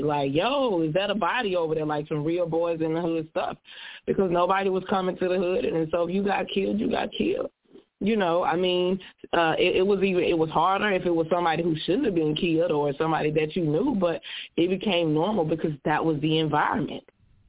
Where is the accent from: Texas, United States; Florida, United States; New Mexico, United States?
Texas, United States; Dallas; I'm from Dallas. I grew up in Joplin, which is definitely over the track.